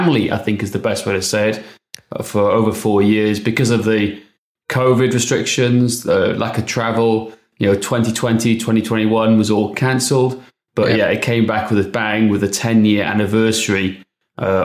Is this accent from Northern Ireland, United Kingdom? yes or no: no; Wales, United Kingdom; accent: Welsh; my Welsh accent